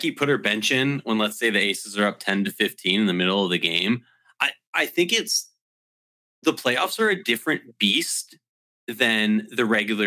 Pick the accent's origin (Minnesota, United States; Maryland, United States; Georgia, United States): Minnesota, United States; My hometown team, the Minnesota Lynx